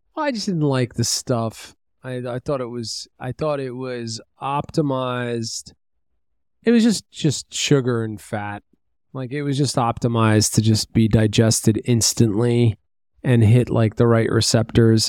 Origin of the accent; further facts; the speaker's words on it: New York City, New York, United States; I grew up in Brooklyn